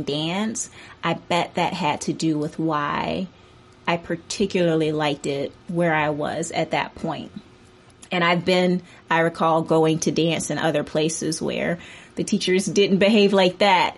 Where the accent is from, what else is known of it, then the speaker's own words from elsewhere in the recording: Atlanta, Georgia, United States; I grew up in Atlanta, and I grew up in the southwest suburbs of Atlanta